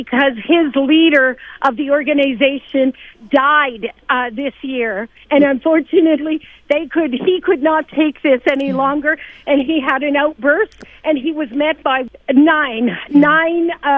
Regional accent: Northwest Territories, Canada; now in Edmonton, Canada; I'm from the Northwest Territories

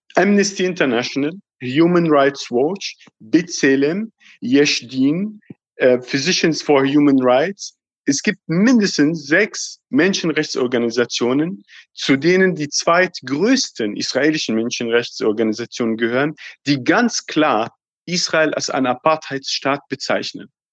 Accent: Palestine; uns Palästinensern

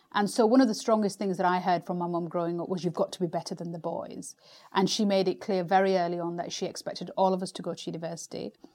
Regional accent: United Kingdom; as a British Asian

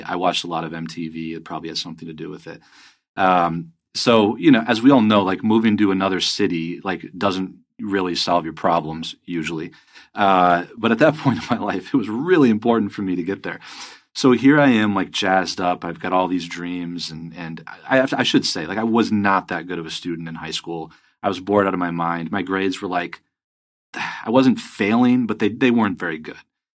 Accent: Grand Rapids, Michigan, United States; moved away; also born or lived in Hong Kong / Los Angeles / New York / Las Vegas; I grew up in Grand Rapids, Michigan, and to a truck driver dad and an artist mom.

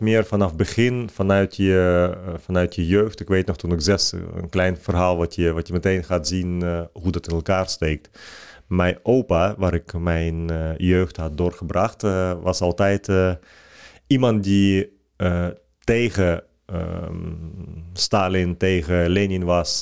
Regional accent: Ukraine; Dutch is a second language; now in Netherlands; Ik, ik ben geboren in de Sovjet-Unie

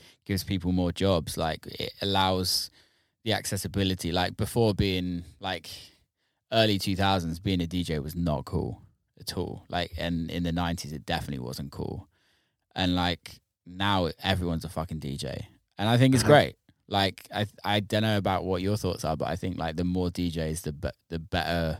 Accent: near Bristol, South West England, United Kingdom; I grew up in near Bristol area, so a lot for me was drum and bass

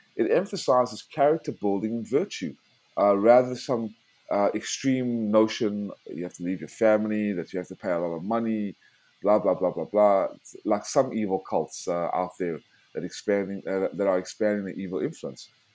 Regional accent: South Africa; moved away; also born or lived in United States; I was born in South Africa because my family had to flee Nazi tyranny in the 40s

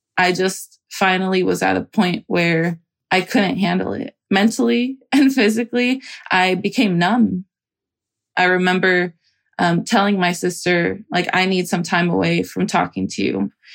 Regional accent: Salinas, California, United States; moved away as an adult; now in San Francisco, United States; I grew up in Salinas, California, and I'm currently based in San Francisco

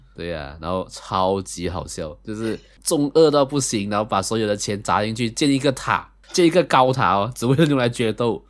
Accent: Malaysia; 同样是位马来西亚人

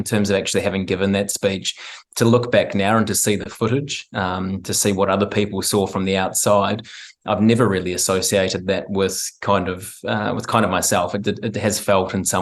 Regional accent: Christchurch, Canterbury, New Zealand; also born or lived in Gold Coast, Australia; I'm from Christchurch

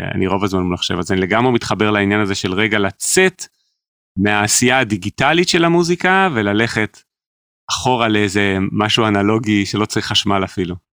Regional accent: Jerusalem, Jerusalem District, Israel; גדלנו על אותם דברים, רק אני בירושלים

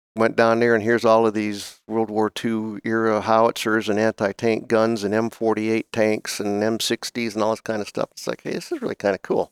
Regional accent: Oberlin, Ohio, United States; moved away; I grew up in Northern Ohio, uh, at, actually in a place called Oberlin, Ohio

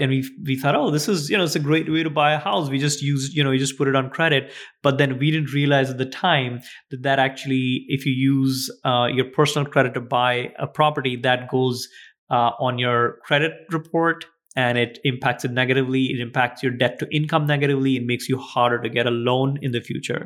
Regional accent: India; moved away; we grew up in India.

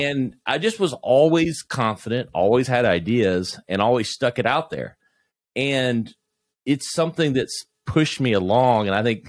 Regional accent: South Carolina, United States; I'm a, you know, Southern kid growing up in South Carolina, went to Clemson, marketing major.

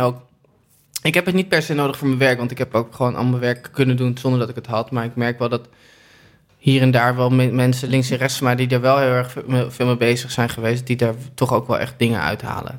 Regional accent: Amsterdam, North Holland, Netherlands; ik ben geboren in het OVG

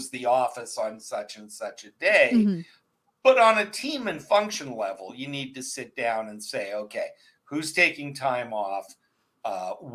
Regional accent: Canada; living in growing up in Canada

